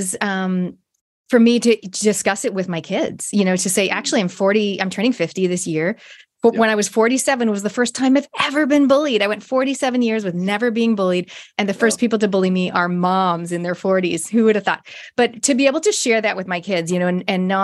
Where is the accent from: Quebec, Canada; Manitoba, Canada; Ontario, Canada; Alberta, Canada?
Ontario, Canada; Toronto; I grew up in Canada, Toronto